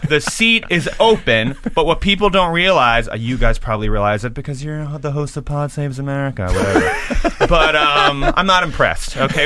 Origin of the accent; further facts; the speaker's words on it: New York, United States; I'm a New Yorker